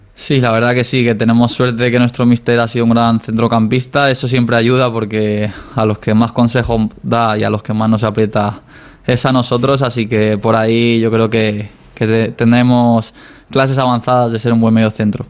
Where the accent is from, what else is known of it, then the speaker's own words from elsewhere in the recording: Dénia, Valencian Community, Spain; moved away as an adult; reconocer a mi pueblo, a Denia